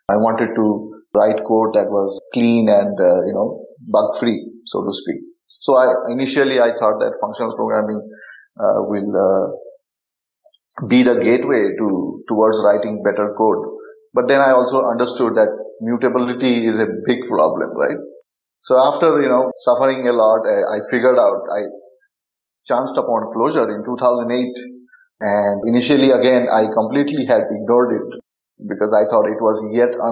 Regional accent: India; I grew up in India and also some of the most remote parts of the country. And we didn't have internet.

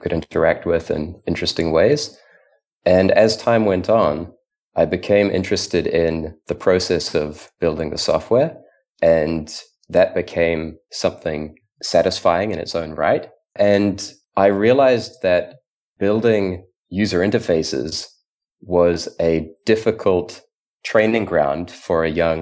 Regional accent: New Zealand; I grew up in New Zealand

